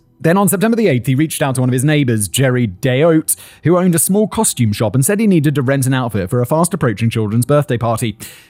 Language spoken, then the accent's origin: English; United Kingdom; As both a Brit and lawyer, though, I detest this demonstration of public emotion and passion